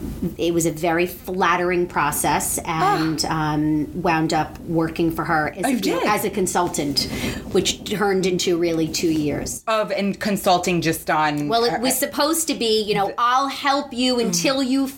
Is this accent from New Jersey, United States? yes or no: yes; New Jersey, United States; also born or lived in Atlanta, Georgia / Maryland; grew up in New Jersey